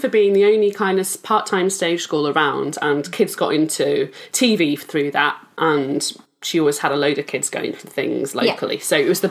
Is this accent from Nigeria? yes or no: no; Yorkshire and the Humber, United Kingdom; I'm from West Yorkshire